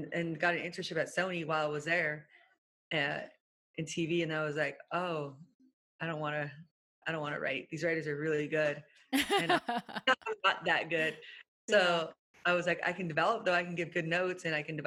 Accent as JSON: {"language": "English", "area": "Orange County", "region": "California", "country": "United States", "tie": "born or raised there", "said": "I'm from Orange County."}